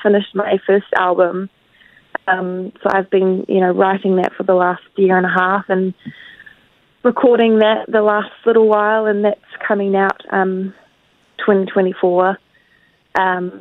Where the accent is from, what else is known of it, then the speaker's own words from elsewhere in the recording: New Zealand; also born or lived in Tauranga; I'm obviously from New Zealand and I live in a small town in Tauranga